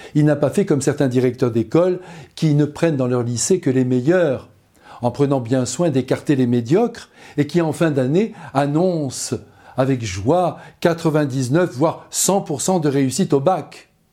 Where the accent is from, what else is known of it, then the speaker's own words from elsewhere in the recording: France; Nous, chez nous, en France